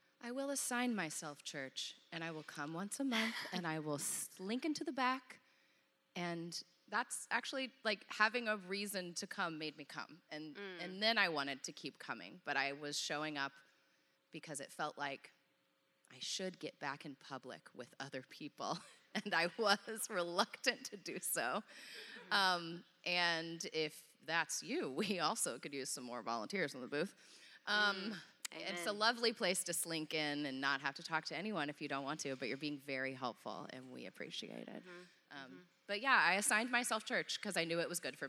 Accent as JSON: {"language": "English", "town": "Dallas", "region": "Texas", "country": "United States", "tie": "born or raised there", "said": "I grew up in Dallas"}